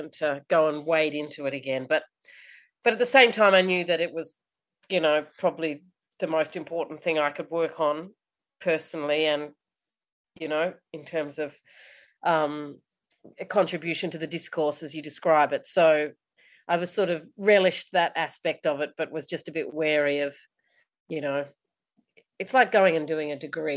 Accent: Australia; as the Australian public

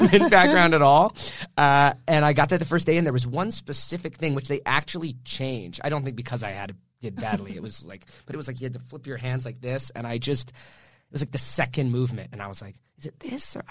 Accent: Canada; moved away as an adult; also born or lived in Vancouver; now in Los Angeles, United States; a Canadian actor

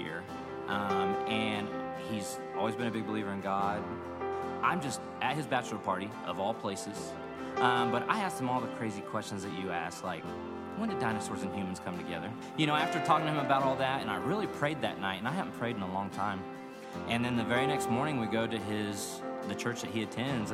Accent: Missouri, United States; moved away as an adult; now in Tulsa, United States; Growing up in Secaucus, Missouri, had a good childhood

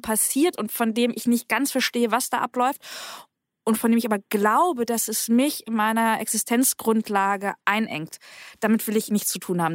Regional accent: Bremen, Germany; now in Berlin, Germany; Ich bin selbst in Bremen aufgewachsen und zur Schule gegangen

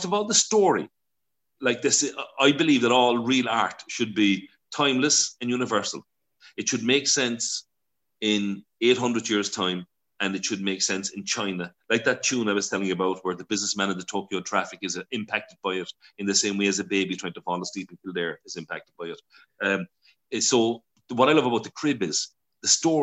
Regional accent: Ireland; being Irish

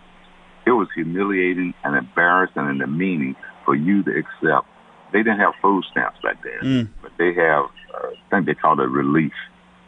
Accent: Birmingham, Alabama, United States; I'm from Birmingham

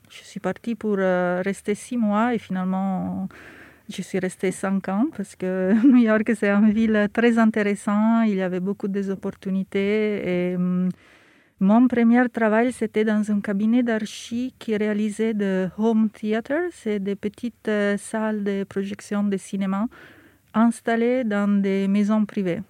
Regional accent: Milan, Lombardy, Italy; French is a second language; moved away as an adult; now in Paris, France; j'ai grandi à Milan

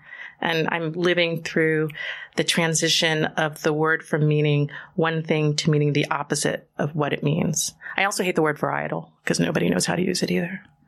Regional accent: Poughkeepsie, New York, United States; I grew up in Poughkeepsie, honey

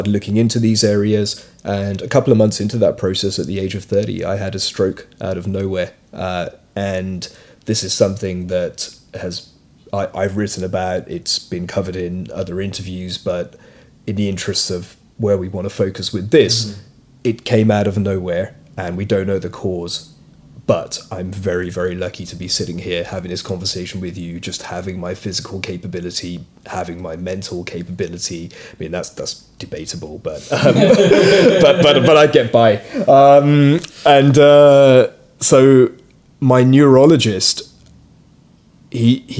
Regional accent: London, United Kingdom; So I'm British, but I'm of Indian origin. My parents are immigrants from East Africa, so I was born in the UK. I grew up here.

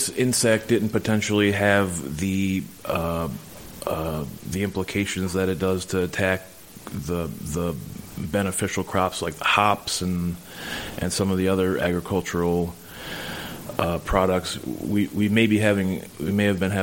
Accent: Dutchess County, New York, United States; I was born down in Dutchess County, and I was really lucky to grow up with my parents

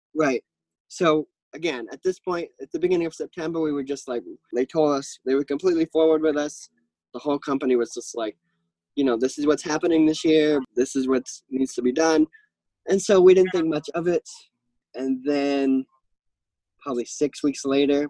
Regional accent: Maine, United States; I am from Maine

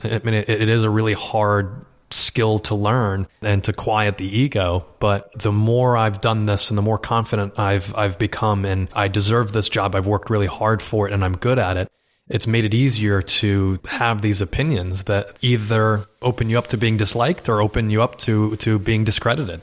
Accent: Westport, Connecticut, United States; moved away as an adult; also born or lived in Los Angeles; I grew up in Westport, Connecticut

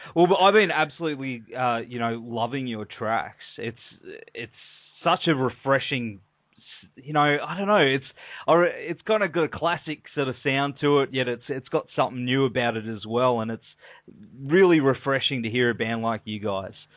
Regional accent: Australia; accent: Australian

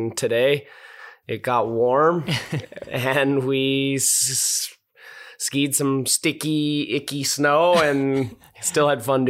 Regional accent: Boulder, Colorado, United States; Yeah, so I grew up in Boulder, Colorado, which is kind of rare these days to actually be born there.

